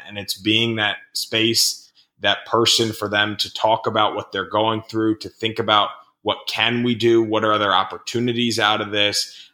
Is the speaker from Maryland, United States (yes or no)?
yes; Rockville, Maryland, United States; in my hometown of Rockville, Maryland